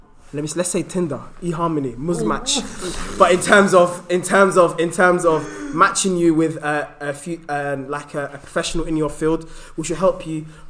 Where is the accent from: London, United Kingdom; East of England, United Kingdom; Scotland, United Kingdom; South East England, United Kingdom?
London, United Kingdom; I'm from Tottenham, Edmonton, the whole of the A10.